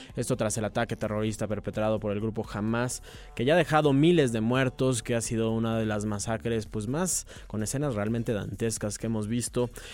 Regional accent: Mexico; como mexicanos

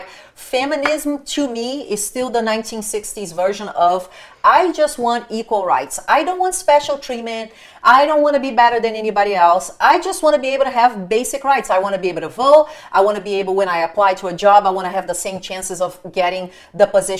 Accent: Brazil; moved away; I used to work with people in Brazil, my home country

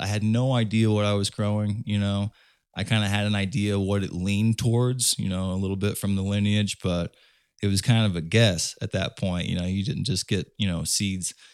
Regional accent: Indiana, United States; I'm from Indiana

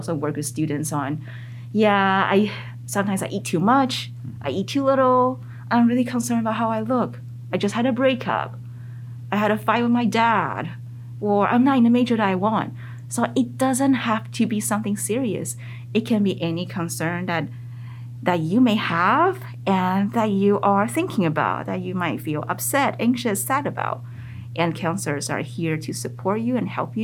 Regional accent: Taiwan; first language Mandarin; English is a second language; also born or lived in North America; now in United States; I was born in Taiwan. At the very beginning, I see myself as Taiwanese. Mm. And then my family immigrated to North America.

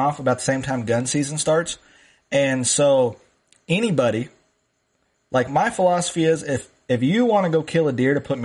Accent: South Dakota, United States; moved away; when I was growing up in South Dakota on the ranch

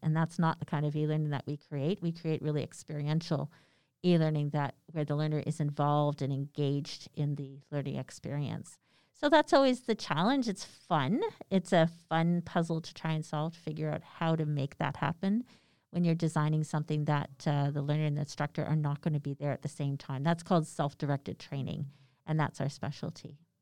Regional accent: Canada; we're Canadian

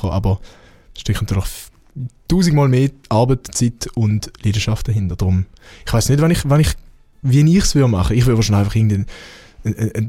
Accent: Switzerland; Ich bin halt Schweizer, was soll ich?

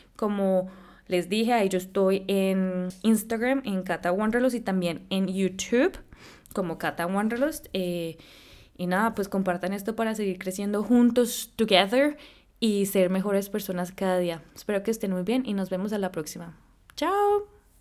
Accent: Colombia; moved away; also born or lived in San Francisco; yo soy colombiana, pues nací allá

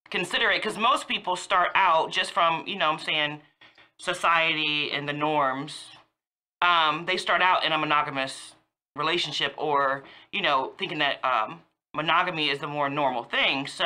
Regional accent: Woodbridge, Virginia, United States; now in Fredericksburg, United States; I'm from Woodbridge, Virginia, all day.

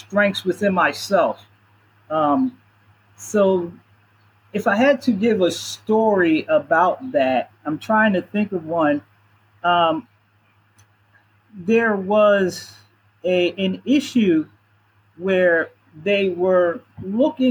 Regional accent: Philadelphia, Pennsylvania, United States; I'm born and raised in Philadelphia, so I'm strongly connected here

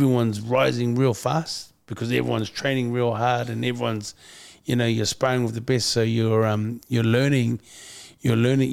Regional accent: Auckland, New Zealand; Being a half-caste Samoan growing up in Auckland

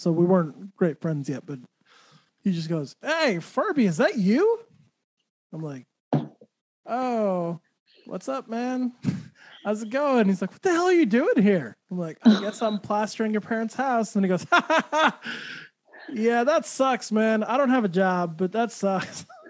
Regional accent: Santa Fe, New Mexico, United States; I grew up in Santa Fe, which Santa Fe I know people like, ooh, Santa Fe, but it's actually a very small small place

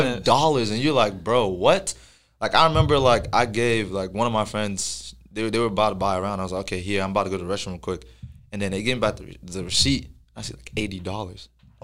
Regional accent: Plano, Texas, United States; growing up in Plano, you know, like, a lot of your friends coming out of high school are from Plano.

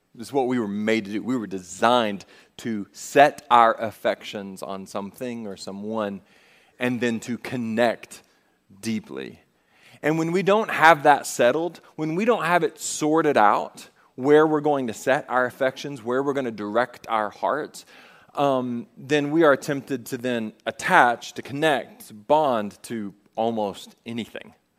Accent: the South, United States; We're from the South.

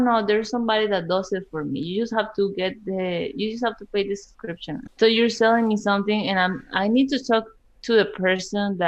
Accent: Colombia; moved away as an adult; now in United States; when I moved to United States, I'm from Colombia

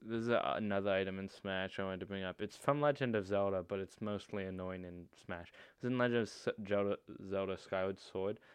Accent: United States; We're American

